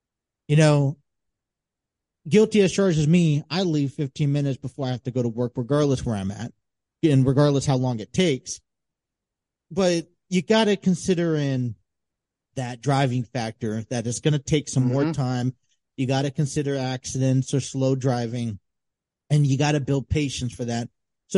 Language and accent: English; San Diego, California, United States; But even we try to go up to Mount Julian, which is like the closest place from San Diego to see snow.